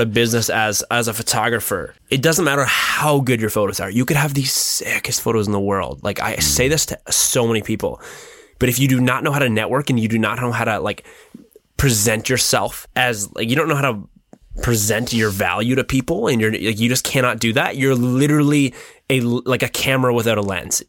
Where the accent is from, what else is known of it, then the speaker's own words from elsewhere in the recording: Midhurst, Ontario, Canada; it's a cool little small town, and and yeah, that's that's where I'm from.